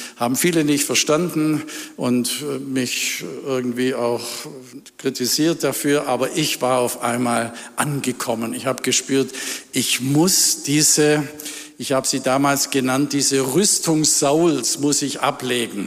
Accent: Ravensburg, Baden-Württemberg, Germany; in Ravensburg, wo ich herkomme.

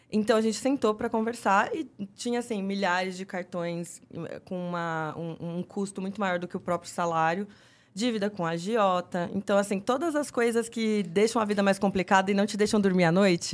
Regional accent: São Roque, São Paulo, Brazil; moved away; also born or lived in Jundiaí / Campinas; Eu é, sou de São Roque, que é interior de São Paulo

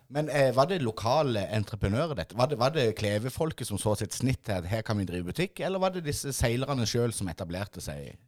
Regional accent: Mandal, Agder, Norway; oss som er født og oppvokst på Ime

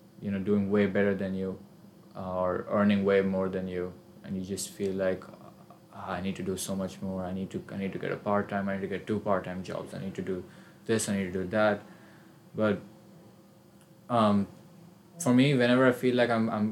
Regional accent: India; moved away as an adult; I came from all the way across the world, I'm from India.

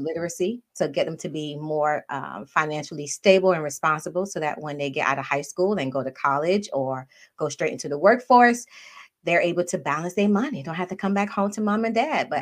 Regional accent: Miami, Florida, United States; moved away as an adult; now in Maryland, United States; Parents are both from Haiti. Uh, but I was born and raised in Miami

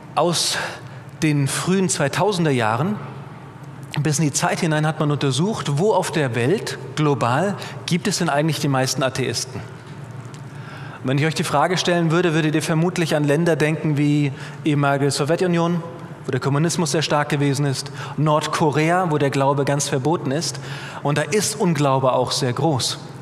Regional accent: Bad Kreuznach, Rhineland-Palatinate, Germany; moved away as an adult; now in Bogenhofen, Austria; Da komme ich auch ursprünglich her. Vielleicht hört man es auch ein bisschen. Ich habe keinen bayerischen Akzent, auch keinen österreichischen. Ich komme aus Mittelrhein, aus Bad Kreuznach

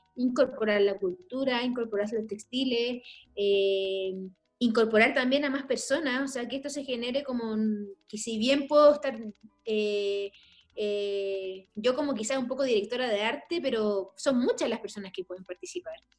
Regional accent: Chile; also born or lived in La Legua, Santiago

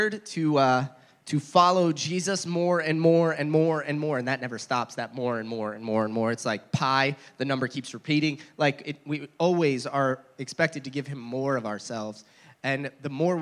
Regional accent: New Jersey, United States; moved away; New Jersey, where I grew up

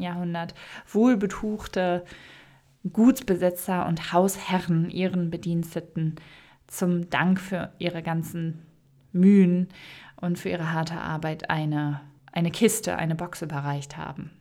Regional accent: Münsterland, Ruhr area, North Rhine-Westphalia, Germany; moved away; Ich komme ja aus der Ecke Münsterland, Ruhrgebiet

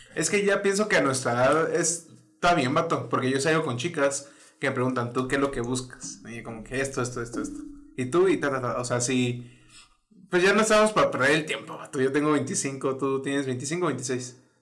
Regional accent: northern Mexico, Mexico; Soy un típico norteño

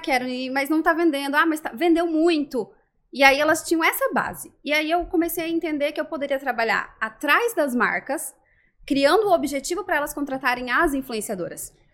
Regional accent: Rondônia, Brazil; also born or lived in Curitiba, Paraná; now in Florianópolis, Brazil; Eu fui criada em Rondônia

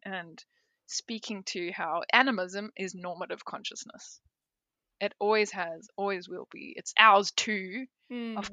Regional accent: South Africa; also born or lived in Peru; now in Australia; I'm South African. I went and did an apprenticeship in Peru, then I moved to Australia

